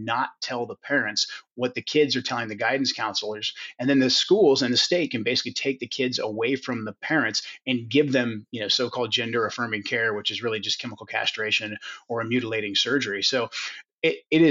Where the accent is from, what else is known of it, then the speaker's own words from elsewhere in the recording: Sweet Home, Oregon, United States; that's where I was born, actually, in a little cabin